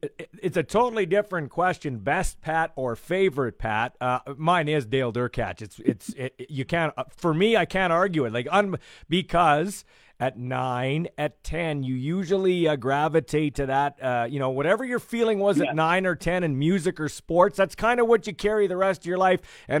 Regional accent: Regina, Saskatchewan, Canada; a house party where I grew up in Glencairn

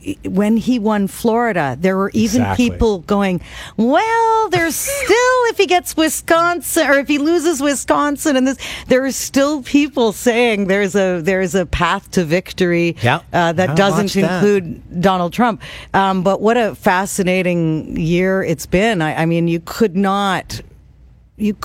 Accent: Kitchener, Ontario, Canada; moved away; I was in my hometown

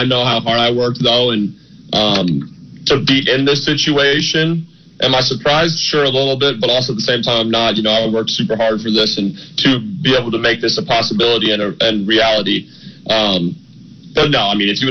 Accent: Elk Rapids, Michigan, United States; moved away; also born or lived in Dayton; my hometown in Elk Rapids

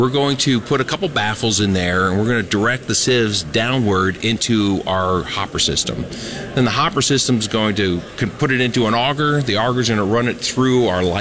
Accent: Ohio, United States; I'm from Ohio

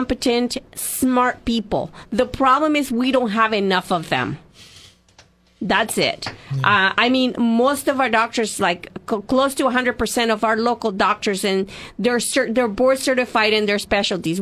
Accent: El Salvador; now in United States; I'm from El Salvador originally.

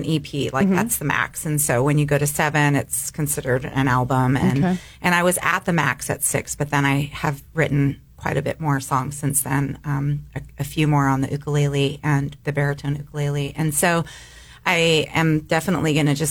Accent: San Jose, California, United States; moved away as an adult; also born or lived in Seattle; I grew up in San Jose

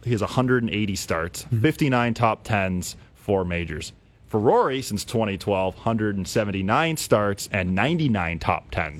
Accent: Canada; And then, obviously, us being Canadian.

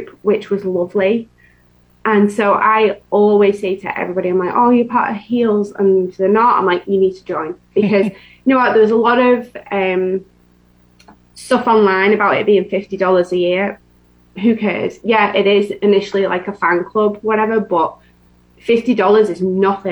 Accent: England, United Kingdom; now in Florida, United States; I'm from England

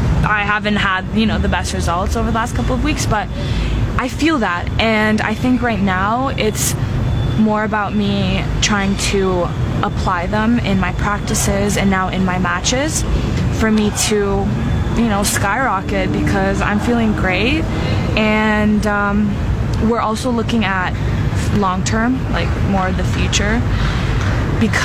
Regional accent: Canada; I'm Canadian

